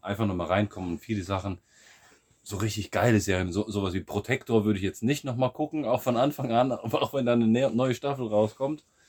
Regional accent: Siegerland, North Rhine-Westphalia, Germany; moved away as an adult; now in Bulgaria; aus meiner Heimat, aus dem, aus dem Siegerland

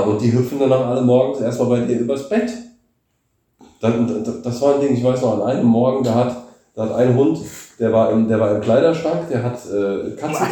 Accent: Germany; moved away as an adult; now in Bulgaria; bin ich Deutscher

